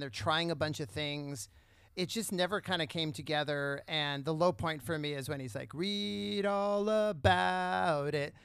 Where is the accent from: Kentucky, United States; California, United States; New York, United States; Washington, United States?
California, United States; San Diego; I grew up in San Diego